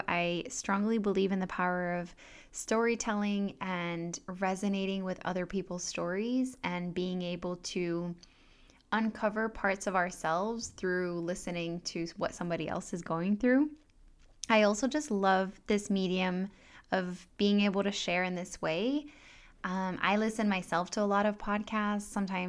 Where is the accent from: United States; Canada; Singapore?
Singapore; born there; also born or lived in Thailand; I am French. I was born in Singapore and I sound quite American, and I've never actually lived in France.